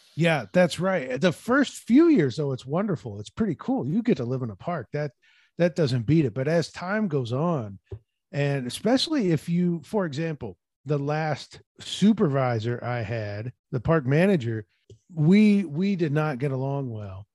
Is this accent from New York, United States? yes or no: no; Peoria, Illinois, United States; moved away as an adult; now in Washington, United States; my hometown of Peoria